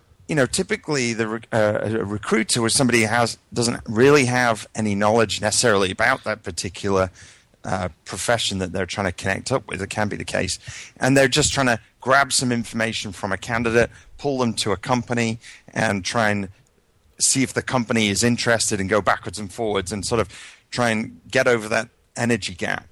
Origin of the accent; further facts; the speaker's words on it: United Kingdom; moved away as an adult; now in United States; My history background is I come from the UK, although my accent's a little mangled at this point, having lived probably 16 years in the US.